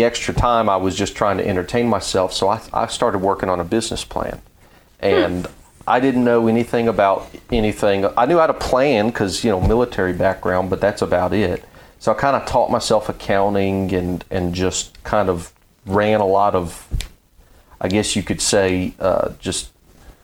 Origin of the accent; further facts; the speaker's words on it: Louisiana, United States; now in near Fort Campbell, United States; I'm from Louisiana